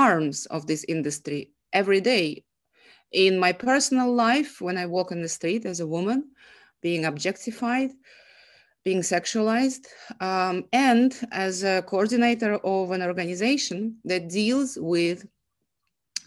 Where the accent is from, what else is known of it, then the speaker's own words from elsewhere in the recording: Saint Petersburg, Russia; moved away; I'm from Russia. I'm a migrant woman